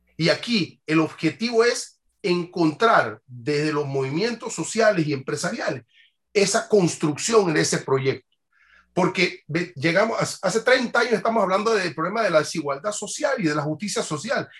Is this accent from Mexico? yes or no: no; Panama; no tengo legitimidad como panameño para participar en la toma de decisiones